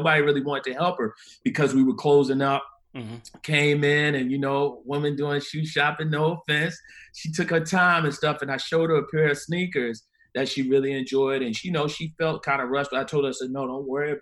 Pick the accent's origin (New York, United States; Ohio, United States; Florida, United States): New York, United States; New York City; Harlem, New York, born and raised.